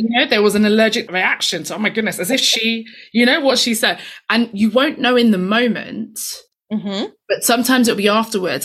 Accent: London, United Kingdom; I grew up in East London

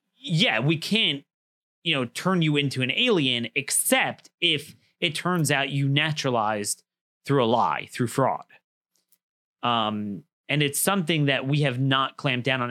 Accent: Maryland, United States; my home state in Frederick, Maryland

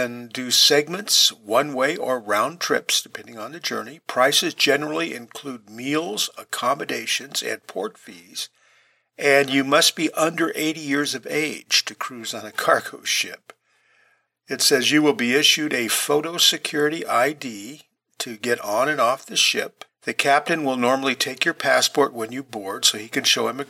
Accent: California, United States; a lot of people that I grew up around in California

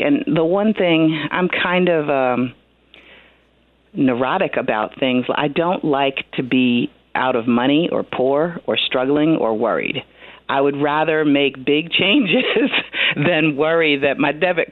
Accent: New Jersey, United States; moved away; we are born and raised New Jersey people, my husband and I. I don't know if my accent is showing up on the radio.

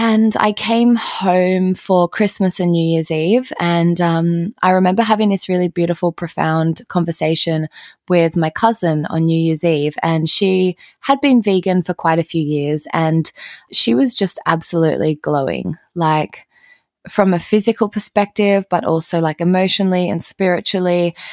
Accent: Australia; growing up in Australia

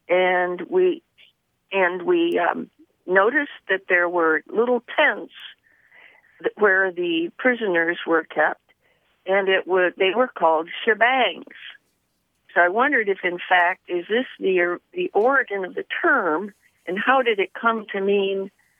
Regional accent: Petoskey, Michigan, United States; born or raised there

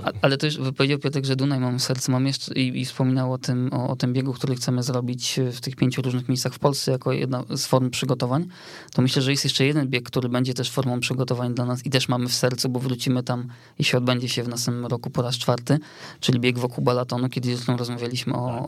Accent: Otwock, Masovian Voivodeship, Poland; ja pochodzę z Otwocka

